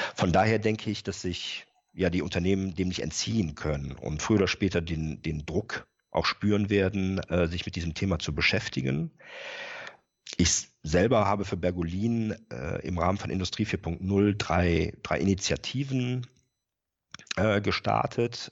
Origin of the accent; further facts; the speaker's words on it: Rhineland, Germany; moved away as an adult; also born or lived in Bremen area; now in Bremen, Germany; bin äh, gebürtiger Rheinländer